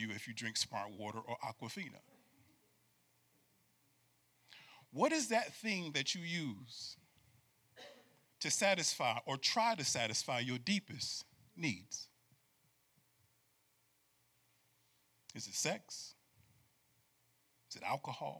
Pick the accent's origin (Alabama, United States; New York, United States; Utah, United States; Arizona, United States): New York, United States; moved away; I grew up in New York too